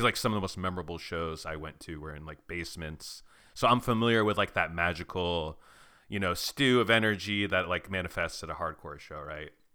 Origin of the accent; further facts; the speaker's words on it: Arizona, United States; I grew up in Arizona, like going to some hardcore shows of a certain era